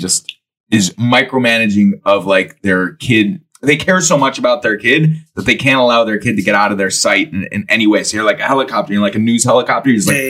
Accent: Cleveland, Ohio, United States; Zach's from Cleveland. I'm from Cleveland. We grew up 5 blocks away from each other.

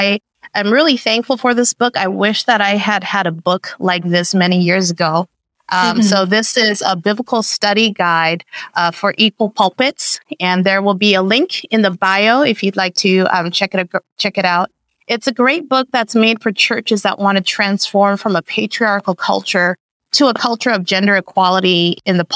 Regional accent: Vancouver, British Columbia, Canada; moved away as an adult; also born or lived in Busan, South Korea / Seattle, Washington; now in Riverside, United States; I was born in Busan, South Korea, to Buddhist parents. And we immigrated to Vancouver, Canada

